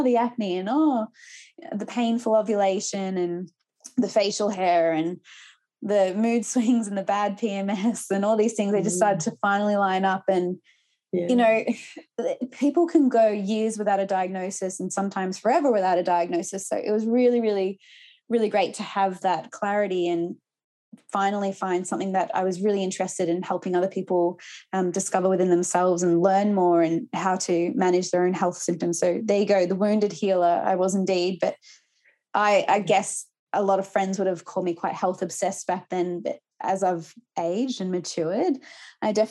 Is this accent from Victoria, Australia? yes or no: yes; Gippsland, eastern Victoria, Australia; also born or lived in Melbourne; I grew up in Gippsland in eastern Victoria